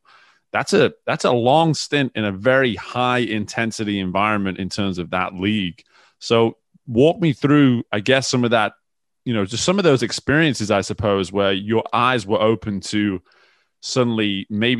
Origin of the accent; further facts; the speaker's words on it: England, United Kingdom; I'm from England